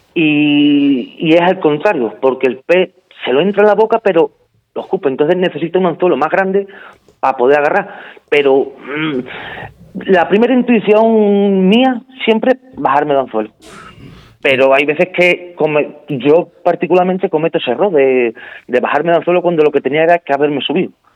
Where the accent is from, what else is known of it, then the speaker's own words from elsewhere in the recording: Spain; el primer español en conseguir la medalla de oro